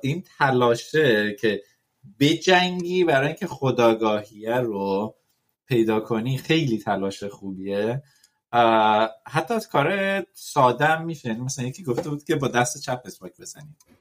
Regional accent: Iran; ما تو ایران حالا توش بزرگ شدیم

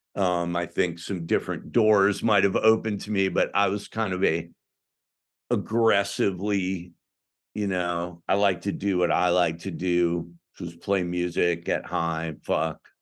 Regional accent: outside of Chicago, Illinois, United States; I grew up outside of Chicago, so I or I went to high school outside of Chicago

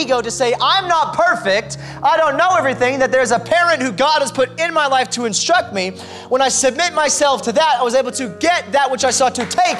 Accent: United States; I'm American through and through

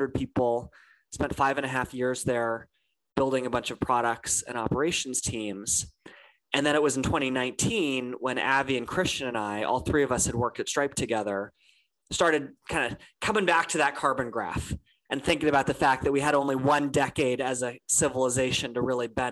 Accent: California, United States; I grew up in California, and I remember being a 13-year-old

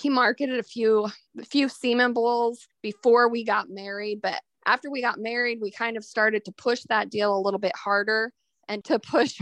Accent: Beaver, Utah, United States; moved away as an adult; now in Oklahoma, United States; I grew up in Utah, actually, in southern Utah

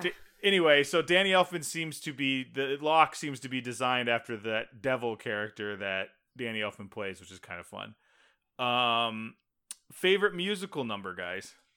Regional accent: Texas, United States; I grew up in Texas.

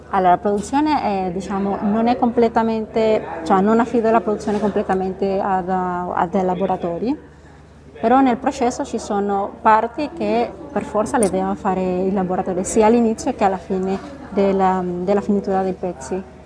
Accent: Venezuela; accent: Spanish; Italian is a second language; moved away as an adult; also born or lived in Bogotá, Colombia / Italy / France / Geneva, Switzerland; now in Divonne-les-Bains, France; Ho vissuto in Venezuela ovviamente perché è la mia terra natale

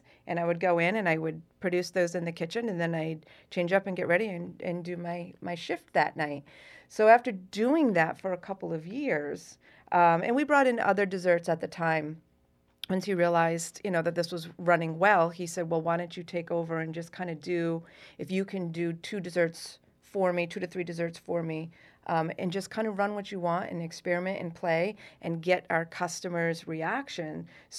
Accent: Essex Junction, Vermont, United States; moved away as an adult; now in Massachusetts, United States; I grew up in Essex Junction, Vermont.

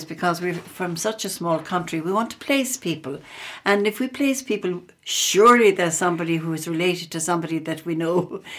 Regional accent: Kerry, Munster, Ireland; I'm from Kerry

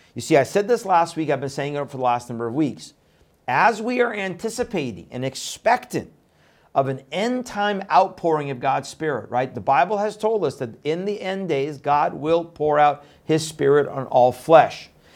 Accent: Iran; moved away; I was born in Iran

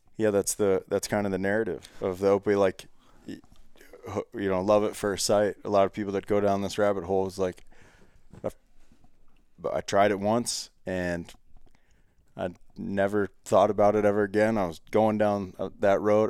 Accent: Ohio, United States; I grew up in Ohio

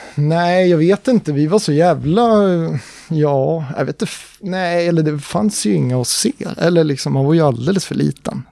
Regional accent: Uppsala, Uppsala County, Sweden; jag är ju från Uppsala

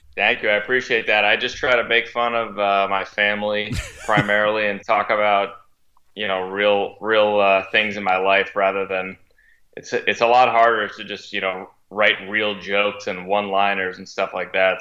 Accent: Connecticut, United States; moved away as an adult; now in Boston, United States; I'm from Connecticut originally

